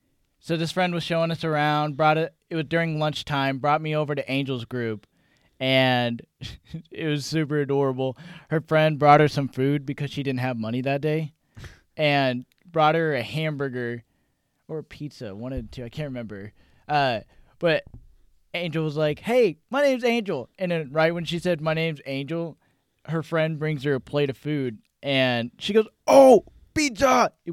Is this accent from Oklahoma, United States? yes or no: yes; Tulsa, Oklahoma, United States; I just moved into this town that we live in. And I don't know, man. I was new to the school. I came from Tulsa, came from Union